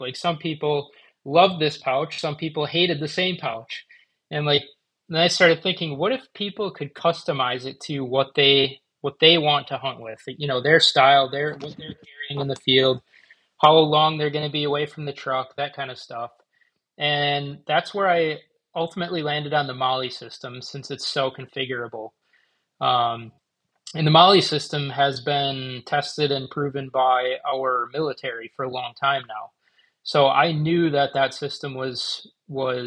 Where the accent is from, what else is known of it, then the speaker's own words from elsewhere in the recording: Manitowoc, Wisconsin, United States; I actually moved back to Manitowoc, my hometown